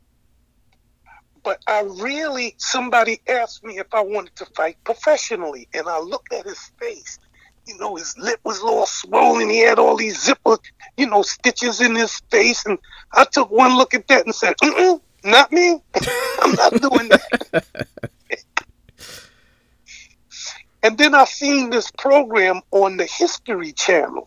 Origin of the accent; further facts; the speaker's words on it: New York City, New York, United States; also born or lived in Lincolndale, New York; growing up in Harlem